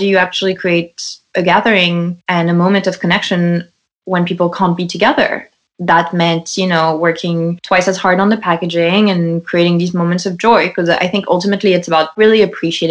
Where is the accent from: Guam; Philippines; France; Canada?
France; Lyon, Auvergne-Rhône-Alpes; English is a second language; moved away as an adult; also born or lived in New York, United States; now in United States; I grew up in Lyon